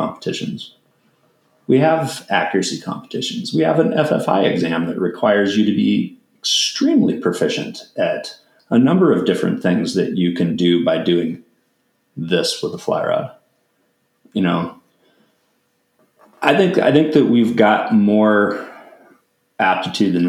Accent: United States

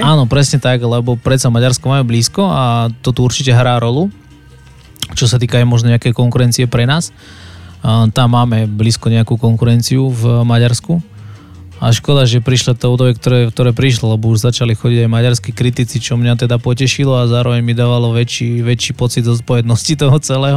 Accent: Závadka nad Hronom, Banská Bystrica Region, Slovakia; moved away as an adult; also born or lived in Bratislava; now in Košice, Slovakia; Potom sme sa presťahovali vlastne na, na Horehron Závadka nad Hronom, to je taká dedinka, ktorú, ktorú milujem a žijú tam moji rodičia

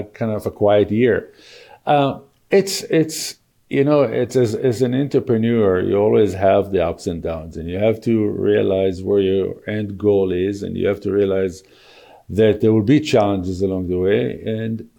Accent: Israel; moved away as an adult; also born or lived in Tel Aviv; now in Calgary, Canada; I was born and raised in Israel and lived there for 39 years

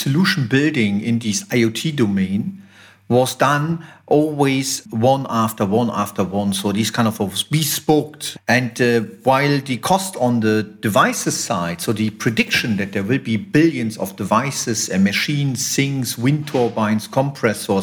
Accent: Düsseldorf, North Rhine-Westphalia, Germany; we relocated to Düsseldorf, and that is because of, you know, that's my hometown.

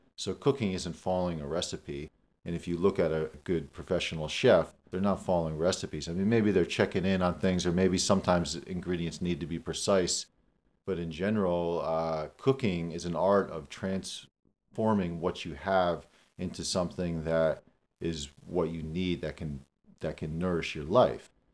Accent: Damascus, Pennsylvania, United States; born or raised there

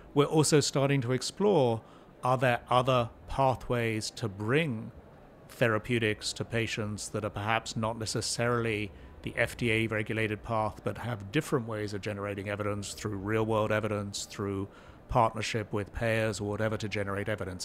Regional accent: New Jersey, United States; As you can tell from my accent, I'm a native New Jerseyan, which is where I live

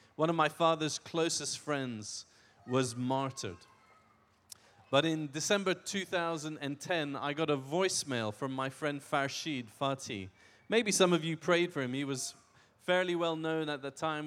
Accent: Iran; I was born in Iran.

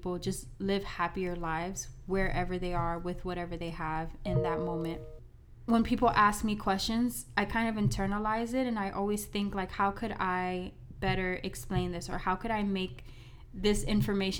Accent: Miami, Florida, United States; I am from Miami, Florida, born and raised here

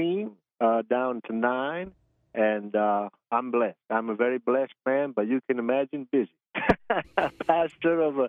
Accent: Charlotte, North Carolina, United States; I'm born and raised in North Carolina, born in Charlotte, Presbyterian Hospital back in 1974

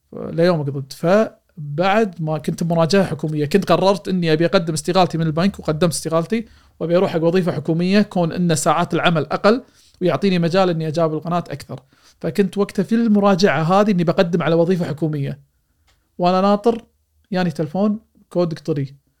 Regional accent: Kuwait; في دوله الكويت بديرتي

